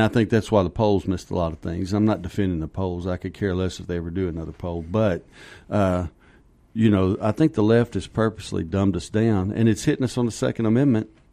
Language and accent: English; Kentucky, United States; moved away as an adult; also born or lived in Texas; now in Arizona, United States; I grew up in Kentucky, and, uh, lived there. I think I was twenty-one